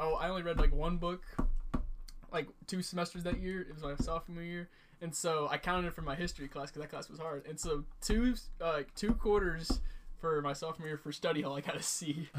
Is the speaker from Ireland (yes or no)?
no; Troy, Missouri, United States; Troy, my hometown